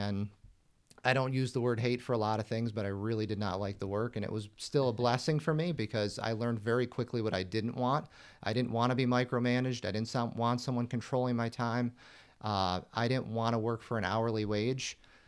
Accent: Buffalo, New York, United States; I was born in the Buffalo area, born and raised in Western New York. So I'm accustomed to being buried in snow, you know, 4 or 5 months out of the year.

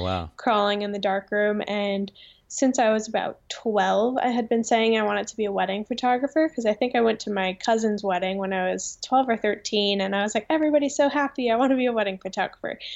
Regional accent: Vernon, New Jersey, United States; I have lived in this town my whole life, two different houses, but yep, born and raised in Vernon, New Jersey

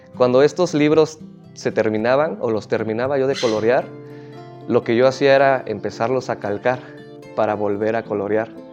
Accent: San Dionisio Ocotlán, Oaxaca, Mexico; mi pueblo es muy pequeño

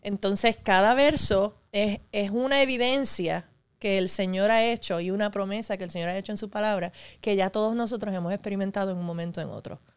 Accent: Puerto Rico; also born or lived in New York City, New York, United States; me crié aquí desde los siete años

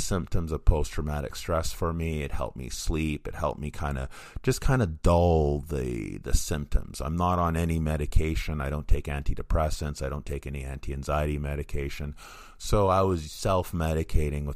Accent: Vancouver, British Columbia, Canada; in Vancouver, my hometown

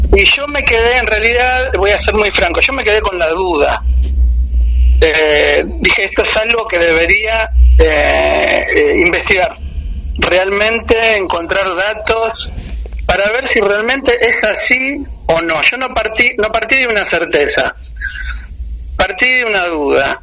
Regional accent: Argentina

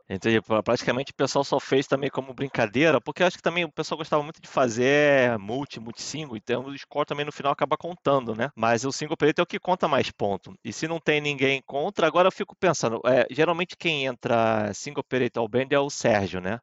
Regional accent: Brazil; now in Netherlands; apesar de eu estar na Holanda e competir pela Holanda, eu também sou brasileiro.

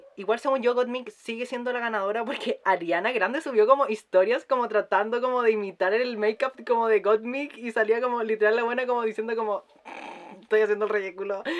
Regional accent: Chile; porque somos chilenas

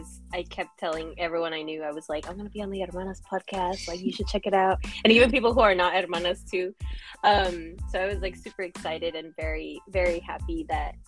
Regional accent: Bakersfield, California, United States; English is a second language; also born or lived in Lima, Peru / Los Angeles; I am from Lima, Peru. That is part, very much part of my background and my history. So I was born there and I immigrated to the U.S. when I was quite young. And I have grown up in the Central Valley of California. So Bakersfield is where I grew up

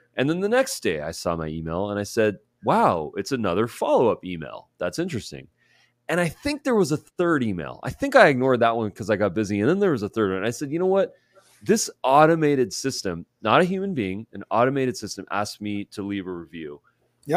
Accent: Southern California, United States; I'm from SoCal

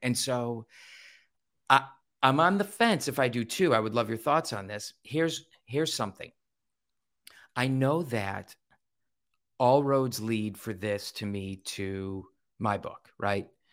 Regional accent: Ohio, United States; growing up in Ohio where we're Buckeyes

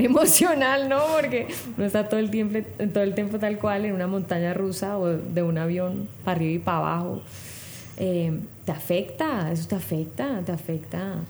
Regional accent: Cali, Valle del Cauca, Colombia; yo que soy de Cali además y que me siento muy conectada con, esa efervescencia em, de nuestra identidad

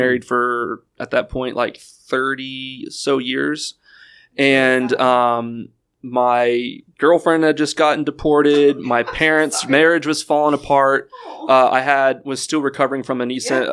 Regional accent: Houston, Texas, United States; growing up in Houston

